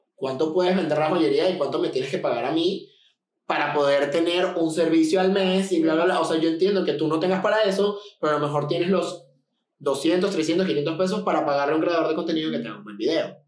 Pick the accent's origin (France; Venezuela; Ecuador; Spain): Venezuela; now in Mexico; yo vengo de Venezuela, la ciudad de la que yo vengo era una ciudad tipo Monterrey